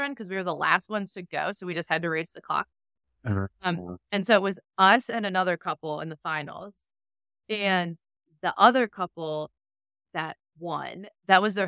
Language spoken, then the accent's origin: English; Cleveland, Ohio, United States; now in Cincinnati, United States; I'm from Cleveland